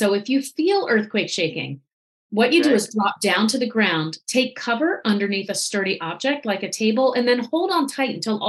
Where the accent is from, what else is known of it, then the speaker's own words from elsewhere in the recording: Virginia, United States; moved away as an adult; also born or lived in Los Angeles; I grew up in Virginia near the ocean